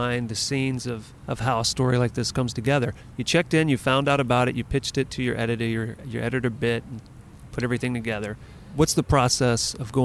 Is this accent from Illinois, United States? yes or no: no; Louisiana, United States; moved away; I grew up in Louisiana.